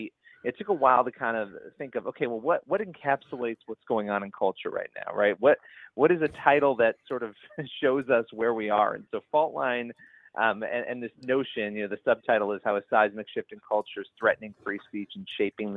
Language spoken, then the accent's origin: English; Rochester, New York, United States; moved away as an adult; now in New York City area, United States; I grew up in upstate New York, which is in Rochester, New York